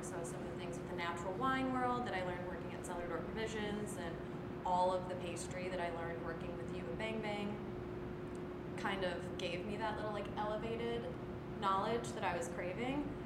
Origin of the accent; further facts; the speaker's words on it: Midwest, United States; I'm like born and bred Midwestern